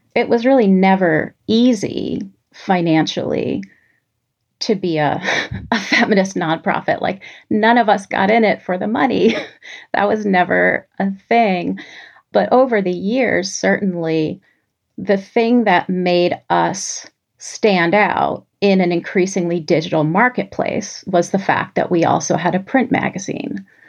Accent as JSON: {"language": "English", "town": "New York City", "region": "New York", "country": "United States", "tie": "born or raised there", "said": "growing up in New York City"}